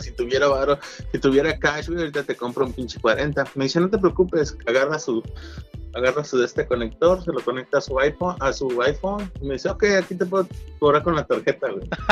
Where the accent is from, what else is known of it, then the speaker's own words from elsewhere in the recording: Pachuca, Hidalgo, Mexico; also born or lived in Real del Monte; yo, que soy de México, y pues vengo del, de, de Pachuca Hidalgo, güey, o de Real Monte